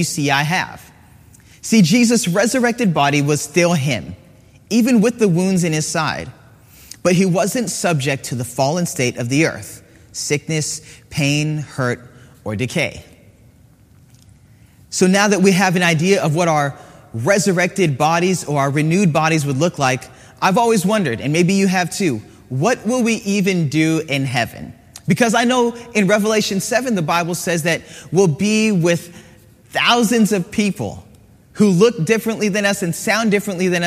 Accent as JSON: {"language": "English", "region": "Hawaii", "country": "United States", "tie": "born or raised there", "said": "I grew up in Hawaii"}